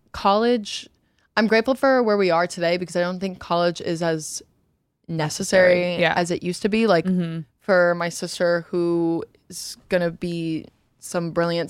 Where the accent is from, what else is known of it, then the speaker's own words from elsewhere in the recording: Louisiana, United States; moved away as an adult; also born or lived in Ohio; My family's not even from like Louisiana. Okay. We just like ended up there. Mm-hmm. I was born in Ohio and I moved there when I was three.